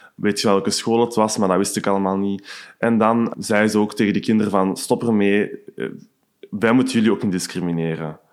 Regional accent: Hoogstraten, Flanders, Belgium; moved away as an adult; now in Antwerp, Belgium; ik heb een kot hier in Antwerpen in Borgerhout, maar ik ben oorspronkelijk van Hoogstraten.

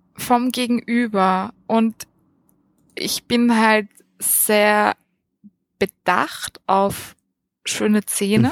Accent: Vienna, Austria; also born or lived in Lower Austria / Munich / Salzburg; aufgewachsen bin ich am Rand von Wien

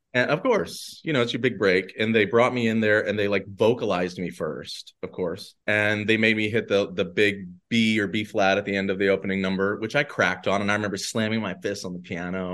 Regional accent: Danville, Virginia, United States; moved away as an adult; also born or lived in New York City; now in Atlanta, United States; Averett University, which is in my hometown

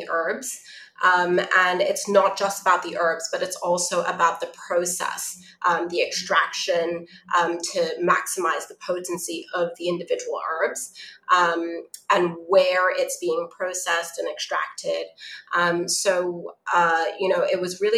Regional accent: Hong Kong; growing up in Hong Kong with TCM

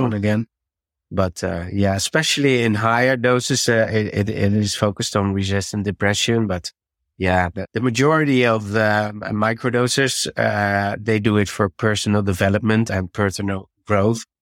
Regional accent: Netherlands; English is a second language; I have to, uh, get used to the English, I have to switch because I'm from Holland.

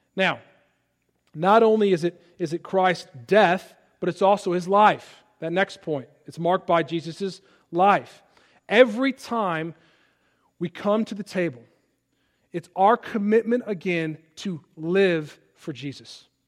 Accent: Palatine, Illinois, United States; moved away; my hometown of Palatine, Illinois

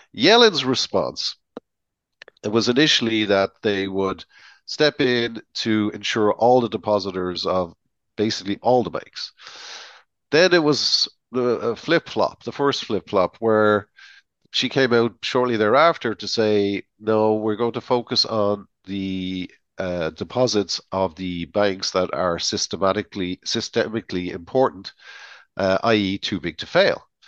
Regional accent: Ireland; as an Irishman

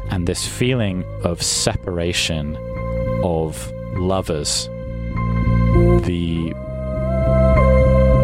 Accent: England, United Kingdom; I'm from England

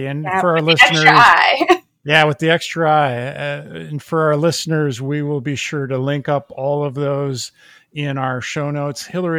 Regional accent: Minnesota, United States; now in East Coast, United States; I grew up in the Midwest, especially in Minnesota, very stoic. And then I came to the East Coast.

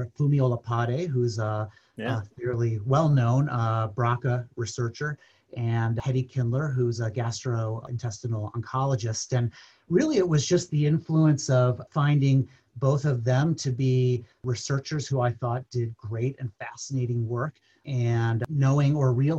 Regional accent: Midwest, United States; moved away as an adult; also born or lived in New York City / Boston; I grew up in the Midwest

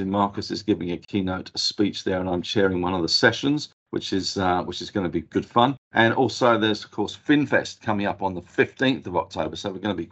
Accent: England, United Kingdom; being English

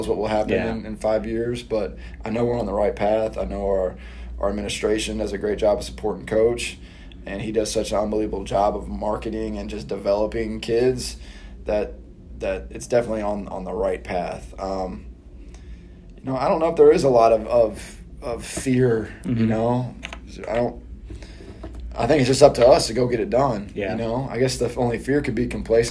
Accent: Louisville, Kentucky, United States; moved away as an adult; now in San Antonio, United States; I grew up in Louisville, played at Louisville.

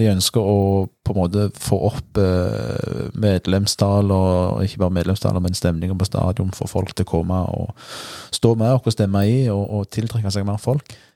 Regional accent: Bryne, Rogaland, Norway; hvor er du fra, sant? Da er det jo nærliggende å si Bryne

